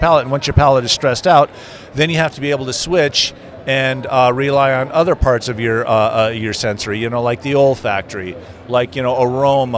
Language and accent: English; Las Vegas, Nevada, United States; I grew up in Las Vegas